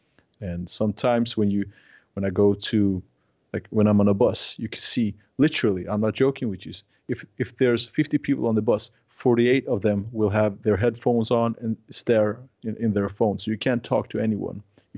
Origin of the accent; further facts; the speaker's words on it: Sweden; now in -; Like, I'm from Scandinavia, and we are very individualistic, and we are afraid of people, more or less. Not in Norway, but Swedes, we are very, we like our own apartments.